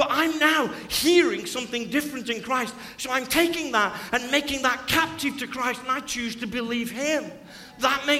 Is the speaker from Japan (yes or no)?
no; Stoke-on-Trent, West Midlands, United Kingdom; I'm from Stoke-on-Trent